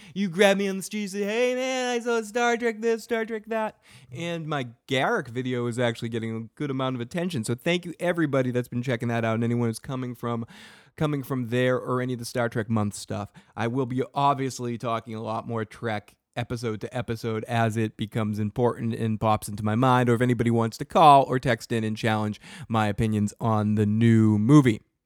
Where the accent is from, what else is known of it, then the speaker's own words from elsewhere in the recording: Boston, Massachusetts, United States; I'm from the North Shore, dude. I'm from Boston